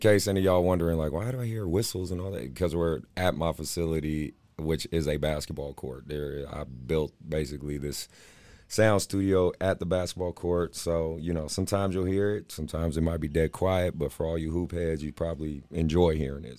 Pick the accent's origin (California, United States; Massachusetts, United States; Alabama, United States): California, United States; Oakland; I grew up in West Oakland, California